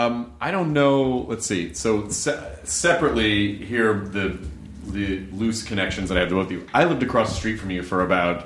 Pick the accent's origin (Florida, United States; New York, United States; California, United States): Florida, United States; Miami; Well, see, when I grew up in Miami, my mom grew up in Miami, and I lived in Miami when I was a kid.